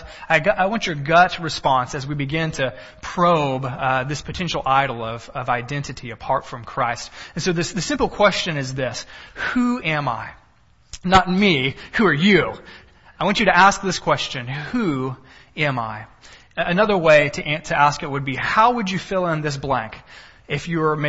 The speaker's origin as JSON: {"language": "English", "region": "Texas", "country": "United States", "also_born_or_lived": "Cisne Park, Illinois", "moved": "yes", "lives_now": "Illinois, United States", "said": "I'm a Texan."}